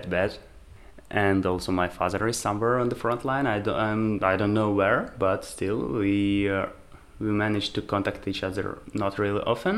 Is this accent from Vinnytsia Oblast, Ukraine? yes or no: no; Lviv, Lviv Oblast, Ukraine; moved away as an adult; also born or lived in Germany; now in Prague, Czech Republic; I'm from West Ukraine, Lviv. I moved out from Ukraine in March because of the war